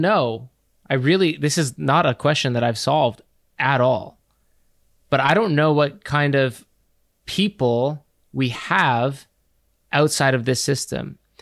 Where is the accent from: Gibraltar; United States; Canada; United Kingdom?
Canada; we are from Canada